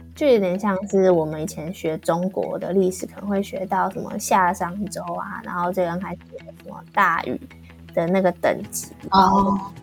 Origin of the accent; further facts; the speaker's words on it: Taipei, Taiwan; moved away as an adult; now in Busan, South Korea; 我是台北人是一件很幸运的事情